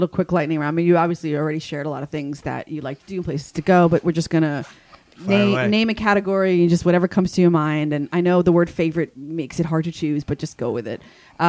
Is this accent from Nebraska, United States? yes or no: no; New York, United States; we're from New York.